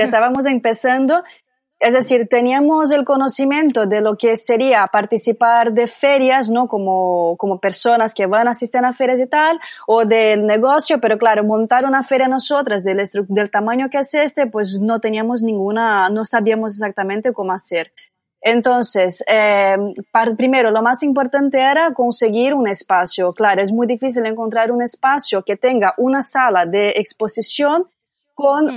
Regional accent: Brazil; accent: Brazilian; Spanish is a second language; now in Barcelona, Spain; soy brasileña, ya podréis notar por mi acento

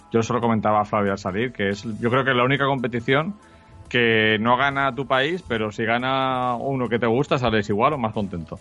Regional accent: Spain

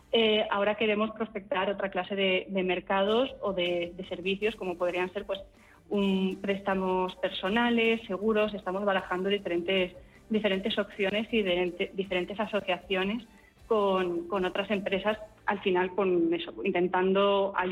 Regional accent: Burgos, Castile and León, Spain; yo soy de Burgos, yo ya estoy cubierta

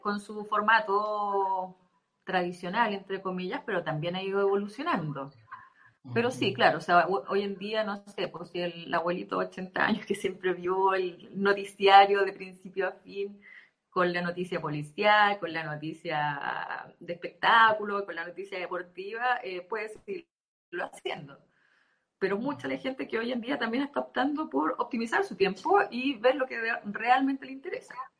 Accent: Temuco, Araucanía, Chile; also born or lived in Punta Arenas; now in La Serena, Chile; soy de Temuco originalmente, estuve viviendo muchos años en Punta Arenas y estoy acá desde hace dos años

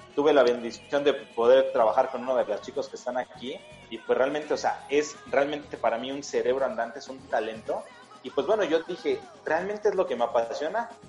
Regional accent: Mexico City, Mexico; la Ciudad de México, que es mi ciudad natal

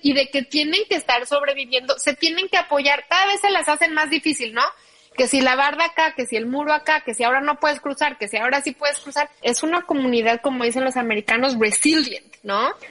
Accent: Mexico City, Mexico; moved away; yo soy, como bien sabes, chilanguísima vengo de la Ciudad de México, de ahí viene toda mi familia

